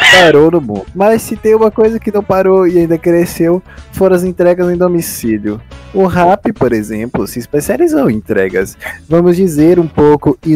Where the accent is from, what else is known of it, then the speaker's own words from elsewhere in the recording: Bahia, Brazil; Eu amo essa xenofobia porque a gente é baiano.